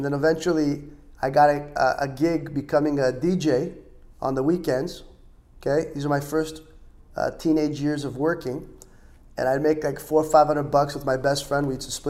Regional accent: Los Angeles, California, United States; moved away as an adult; also born or lived in Israel; now in Miami, United States; For those that don't know, I was born and raised in Los Angeles, California. I moved when I was 9 to Israel, state of Israel. I moved back when I was just shy of 16.

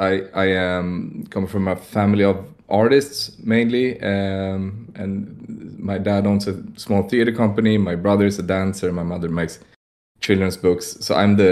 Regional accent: Stockholm, Stockholm County, Sweden; I'm from Stockholm, Sweden

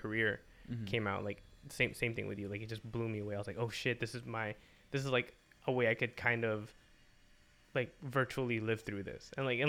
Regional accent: Philippines; I know like I'm Filipino.

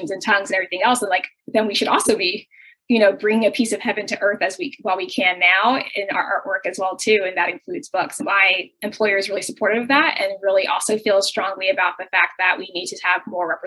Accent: United States; experience as a Nigerian American.

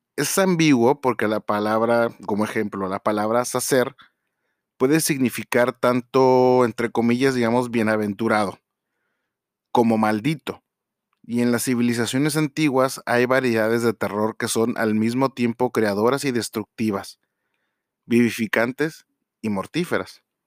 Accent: Mexico; nosotros como tal, como mexicanos

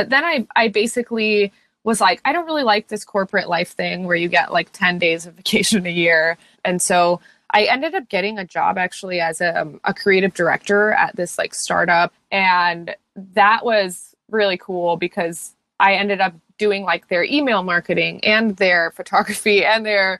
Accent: Tucson, Arizona, United States; moved away as an adult; now in Los Angeles, United States; Currently, I'm based in Los Angeles. I've been here for 8 years and I'm from Tucson, Arizona. Not really originally. I like moved around a lot as a kid.

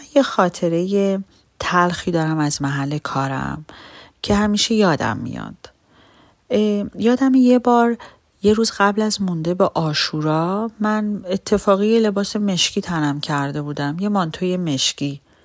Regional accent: Iran; من یک ایرانی یهودیم و توی ایران بزرگ شدم

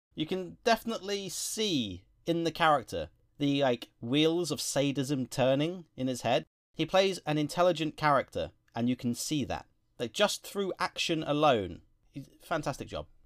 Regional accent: England, United Kingdom; Being English ourselves

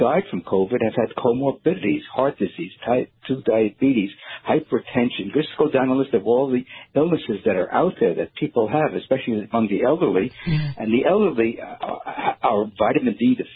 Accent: New York City, New York, United States; When I was growing up in New York City in the 1950s

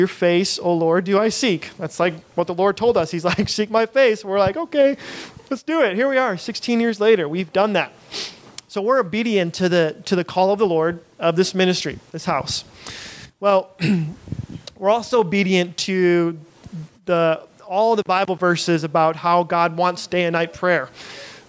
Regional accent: United States; we're American

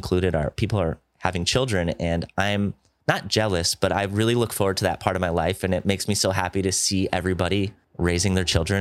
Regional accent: Midwest, United States; We're both from the Midwest area

